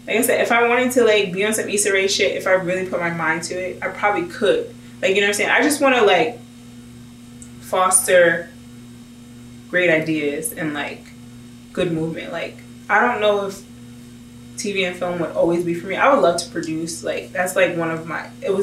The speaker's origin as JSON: {"language": "English", "country": "United States", "said": "I'm an American."}